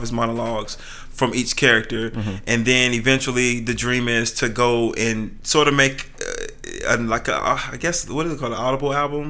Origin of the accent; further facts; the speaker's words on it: Fayetteville, United States; the neighborhood I grew up in Fayetteville is called Tiffany Pines